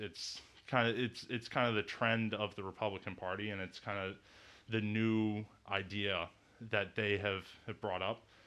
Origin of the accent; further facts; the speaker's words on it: Saint Paul, Minnesota, United States; also born or lived in New York City; I'm from Saint Paul, Minnesota